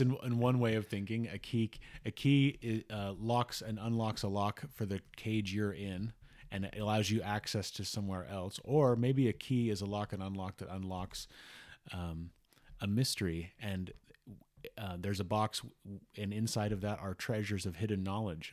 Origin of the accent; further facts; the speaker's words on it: Salt Lake City, Utah, United States; I grew up in the Salt Lake area. I still live in the Salt Lake area in Utah